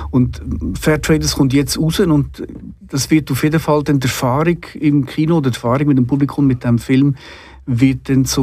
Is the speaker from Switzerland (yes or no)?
yes; Solothurn, Switzerland; weil sie ja in Solothurn waren, also in meinem Heimatort.